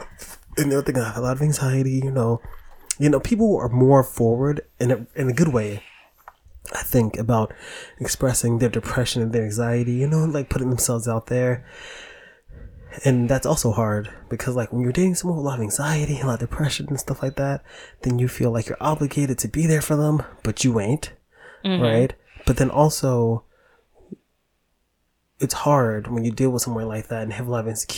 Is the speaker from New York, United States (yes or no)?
yes; New York City, New York, United States; I'm from the Bronx